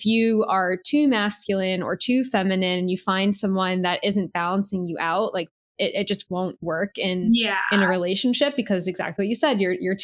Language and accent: English; East Coast, United States; moved away as an adult; now in Long Beach, United States; I moved out to Long Beach right before the pandemic. And I grew up on the East Coast